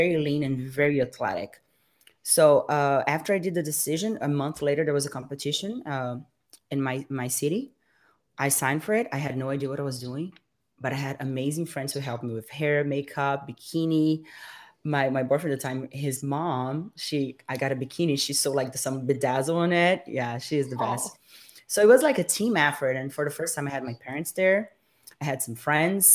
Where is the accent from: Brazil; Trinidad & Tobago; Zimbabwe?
Brazil; moved away as an adult; now in United States; She is actually from my hometown